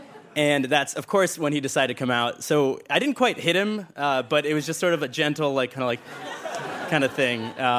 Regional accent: Richmond, Virginia, United States; moved away as an adult; also born or lived in Massachusetts; I'm from Richmond, Virginia, originally

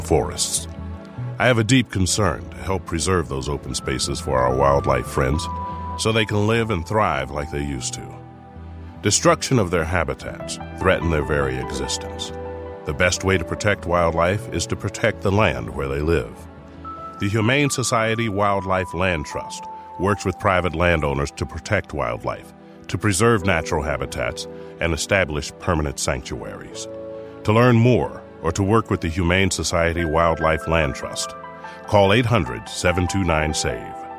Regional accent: Ohio, United States; I grew up in the beautiful rural countryside of Ohio

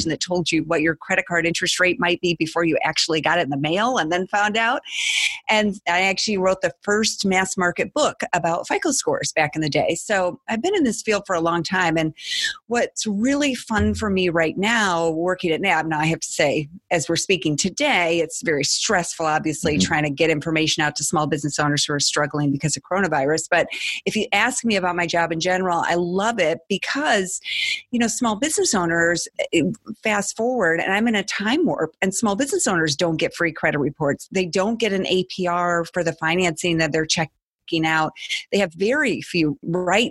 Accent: Michigan, United States; when I was growing up in Michigan

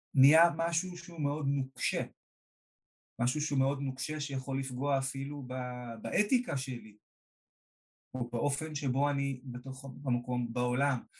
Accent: Israel

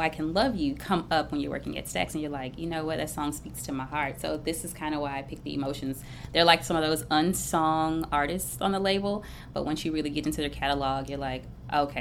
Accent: Memphis, Tennessee, United States; I am from Memphis through and through

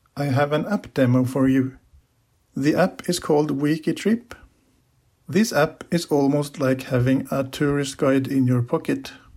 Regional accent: Lillehammer, Innlandet, Norway; I'm from Lillehammer in Norway.

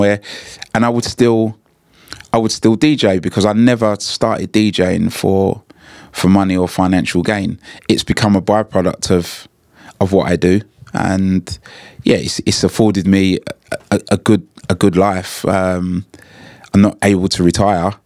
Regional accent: London, United Kingdom; as a kid growing up in Hackney

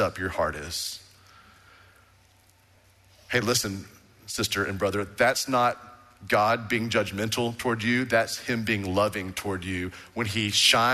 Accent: Waco, Texas, United States; I was born in Hillcrest Baptist Hospital, went to Baylor Baptist University

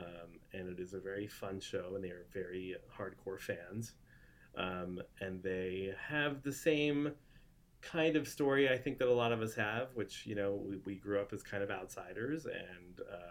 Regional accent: Philadelphia, Pennsylvania, United States; now in Los Angeles, United States; I grew up in Philadelphia

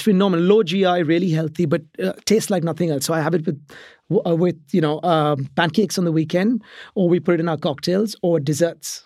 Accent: Mumbai, Maharashtra, India; moved away as an adult; now in England; I grew up in Mumbai, which is in India

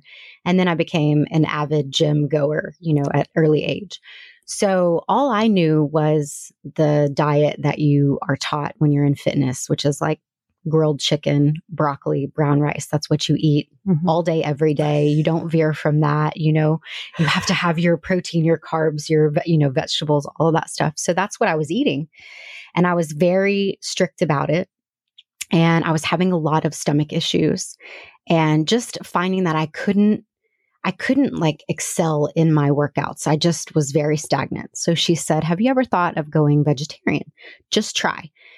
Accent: Houston, Texas, United States; moved away as an adult; Nope. Okay. I'm from Houston. Moved here with my husband. Well, my husband was here. So I met him 19 years ago in Houston.

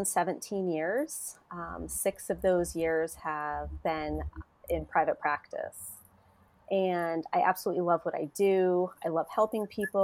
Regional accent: Connecticut, United States; I'm from Connecticut. I'm licensed in the state of Connecticut

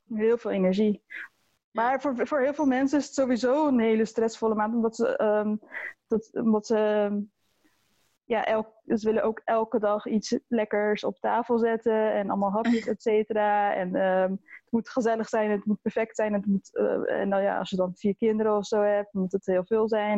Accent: Maassluis, South Holland, Netherlands; also born or lived in Leiden; ik kom uit Maasluis.

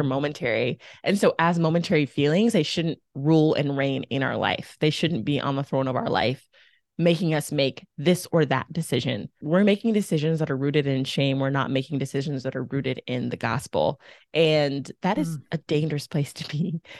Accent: Texas, United States; moved away as an adult; also born or lived in Mississippi; I'm from Texas. I thought it was the South. And then I moved to Mississippi

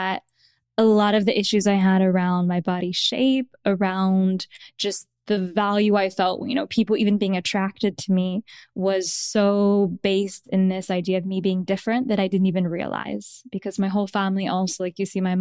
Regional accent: Midwest, United States; that was where I grew up

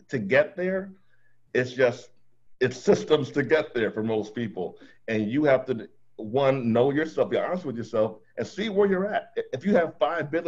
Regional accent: Jamaica; I'm Jamaican

